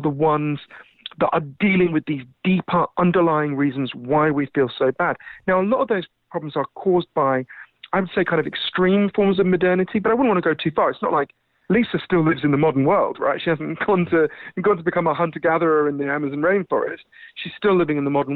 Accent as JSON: {"language": "English", "country": "United Kingdom", "accent": "Downton Abbey", "said": "as you can tell from my weird Downton Abbey accent, I'm British"}